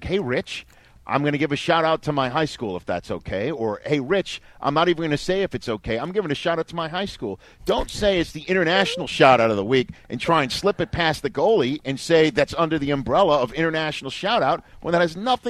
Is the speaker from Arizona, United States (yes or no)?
no; New York City, New York, United States; My hometown of Staten Island